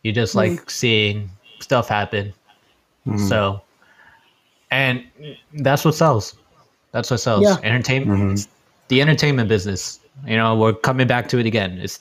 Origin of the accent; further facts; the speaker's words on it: New York City, New York, United States; Born and bred